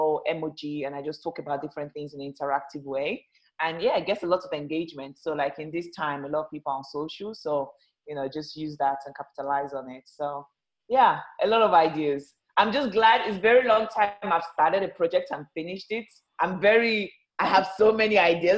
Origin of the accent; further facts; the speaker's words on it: Lagos, Nigeria; now in United Kingdom; I was born in Lagos, Nigeria.